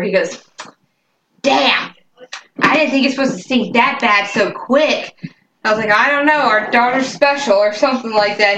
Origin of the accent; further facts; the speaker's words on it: Fort Walton Beach, Florida, United States; moved away; I'm from Fort Walton Beach.